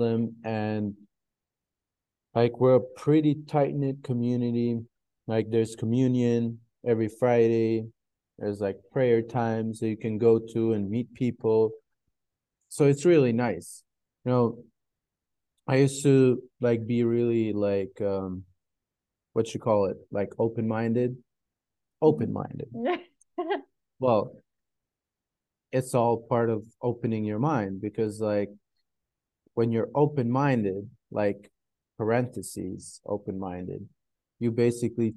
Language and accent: English; Kosovo; moved away; also born or lived in United States; I moved back to Eastern Europe, like Kosovo